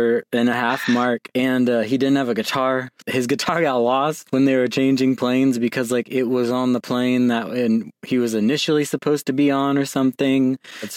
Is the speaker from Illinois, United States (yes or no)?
no; Elkhart, Indiana, United States; now in Indianapolis, United States; Growing up in Elkhart, like that whole region up there, South Bend, Mishawaka, Elkhart, Goshen